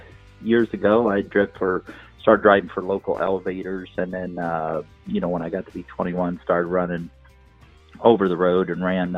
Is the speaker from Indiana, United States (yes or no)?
no; Macomb, Illinois, United States; now in Good Hope, United States; I live in Good Hope, but I grew up in Macomb